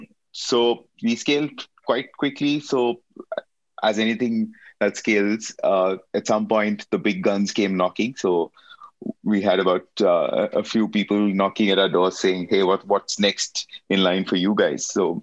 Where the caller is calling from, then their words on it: Mumbai, Maharashtra, India; I'm signing in from Bombay in India.